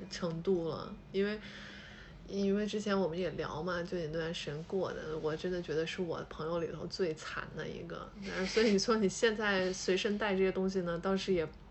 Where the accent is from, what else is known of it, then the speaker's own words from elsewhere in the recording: Hubei, China; now in Shanghai, China; 我是湖北人嘛